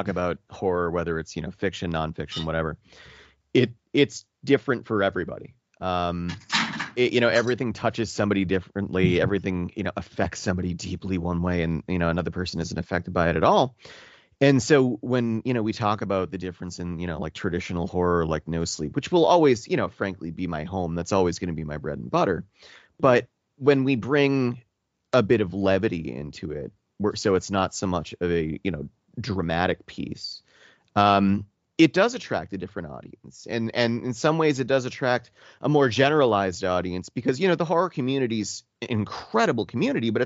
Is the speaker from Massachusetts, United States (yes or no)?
yes; Boston, Massachusetts, United States; accent: Boston; you cannot tell I am from Boston